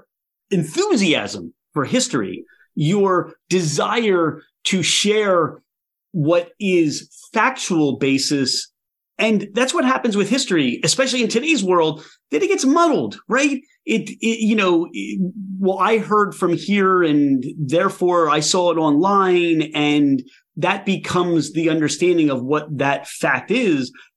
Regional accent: Philadelphia, Pennsylvania, United States; we're from the Philadelphia area.

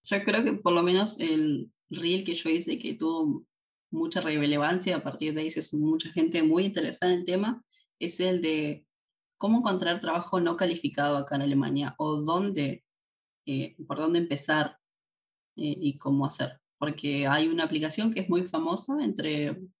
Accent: Tortuguitas, Buenos Aires Province, Argentina; moved away as an adult; now in Germany; soy de Buenos Aires en eh, la capital de Argentina. Pero en Argentina no vivía en la ciudad

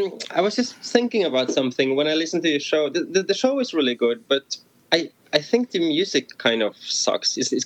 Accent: Norway; now in Barcelona, Spain; I'm from Norway, but I live in Spain, just outside Barcelona.

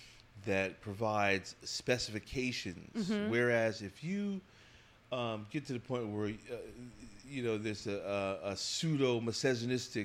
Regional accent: New Jersey, United States; I'm from New Jersey. So from the tri-state area. Grew up in a town that's about 25 miles due west of Manhattan in New Jersey

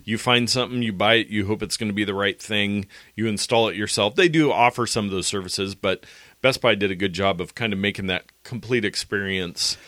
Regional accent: United States; as American, adult Americans

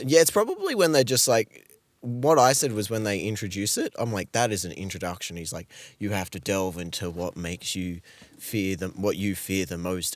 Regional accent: Australia; as an Australian

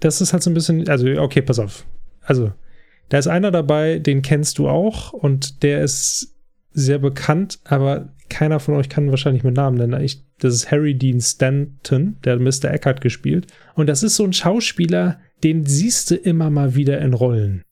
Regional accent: Germany; als Deutsche

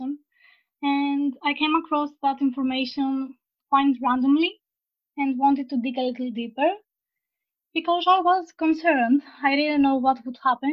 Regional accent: Greece; I'm from Greece. I live in Thessaloniki.

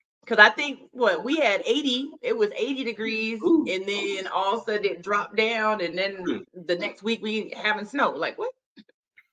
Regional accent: Long Beach, California, United States; I've been here all my life. You know, I was born in Long Beach, so LBC

